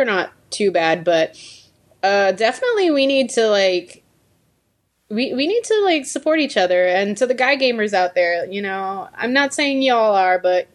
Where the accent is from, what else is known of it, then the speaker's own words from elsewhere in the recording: Puerto Rico; now in United States; I was raised in Puerto Rico